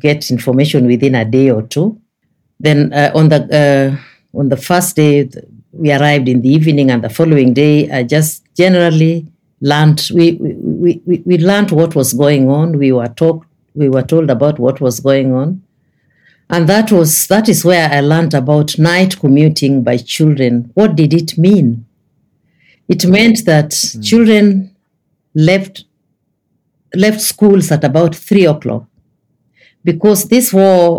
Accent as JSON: {"language": "English", "country": "Kenya", "said": "as a Kenyan"}